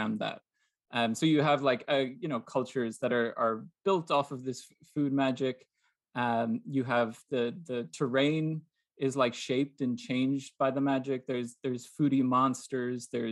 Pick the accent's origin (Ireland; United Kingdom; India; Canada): Ireland; moved away as an adult; now in Baltimore, United States; I'm from Ireland originally.